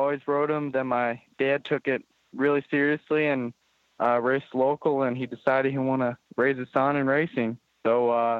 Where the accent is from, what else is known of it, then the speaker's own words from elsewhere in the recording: O'Fallon, Illinois, United States; also born or lived in St. Louis, Missouri; 15 minutes from St. Louis, O'Fallon, Illinois.